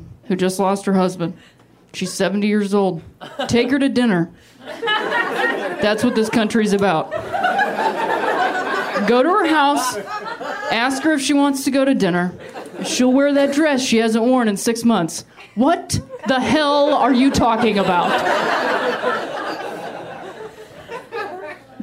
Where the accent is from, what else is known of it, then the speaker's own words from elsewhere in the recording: Ohio, United States; moved away; I'm from Ohio